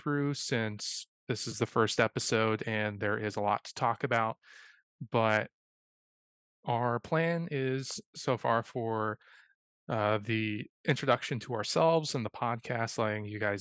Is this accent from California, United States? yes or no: yes; Bay Area, California, United States; we're from the Bay Area